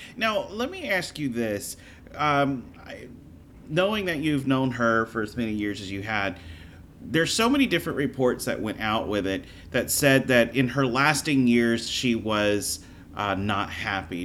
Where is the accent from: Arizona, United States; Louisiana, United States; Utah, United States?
Louisiana, United States; moved away as an adult; also born or lived in Florida; I was born and raised in Louisiana